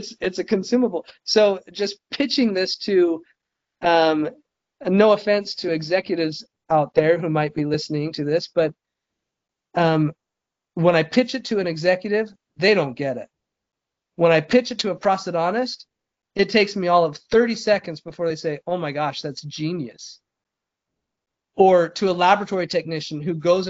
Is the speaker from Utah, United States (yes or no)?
yes; Midvale, Utah, United States; I grew up in Midvale, Utah